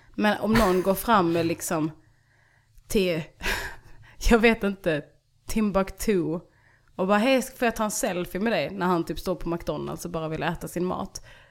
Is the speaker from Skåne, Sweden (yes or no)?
yes; Ballingslöv, Skåne, Sweden; jag växte upp i Ballingslöv